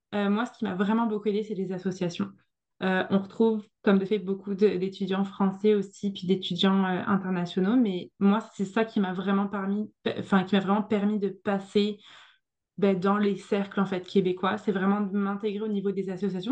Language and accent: French; France; moved away as an adult; now in Montreal, Canada; J'étais, j'étais la petite française, je débarquais, j'avais pas le même accent